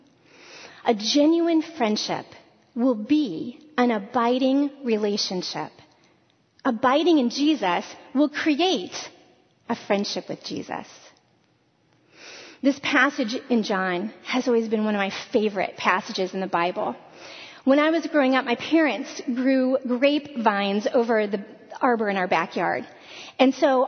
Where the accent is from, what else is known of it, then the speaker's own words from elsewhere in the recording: Northwest Ohio, United States; moved away as an adult; I was born and raised in Northwest Ohio